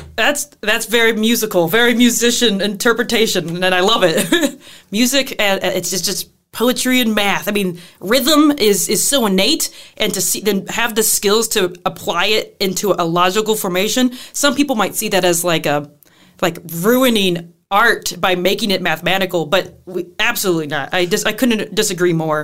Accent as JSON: {"language": "English", "region": "Southern Illinois", "country": "United States", "moved": "yes", "lives_now": "La Crosse, United States", "said": "I am from Southern Illinois, where it is flatter than flat"}